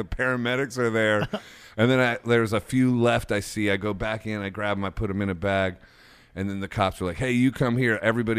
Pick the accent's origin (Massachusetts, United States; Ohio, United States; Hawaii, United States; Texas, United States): Ohio, United States; Akron; I'm from Ohio, yeah.